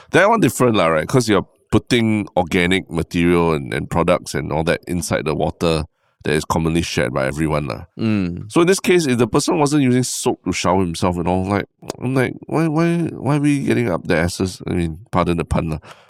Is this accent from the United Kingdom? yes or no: no; Singapore; you know, my brain, you know, as a Singaporean, the first thing I always think is like, oh, are we allowed to do this at this fountain?